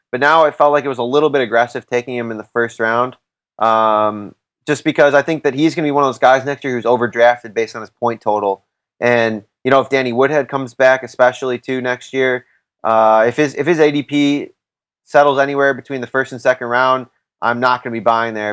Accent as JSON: {"language": "English", "town": "Chicago", "region": "Illinois", "country": "United States", "said": "I'm I'm actually from Chicago"}